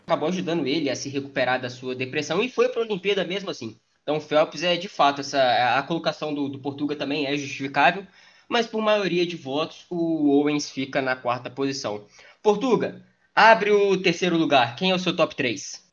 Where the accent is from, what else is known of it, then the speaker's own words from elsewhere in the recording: Brazil; como brasileiro